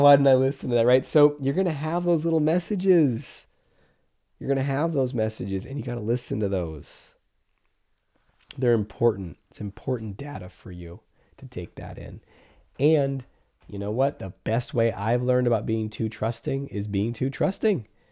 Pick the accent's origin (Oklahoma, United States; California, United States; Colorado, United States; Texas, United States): California, United States; I grew up in California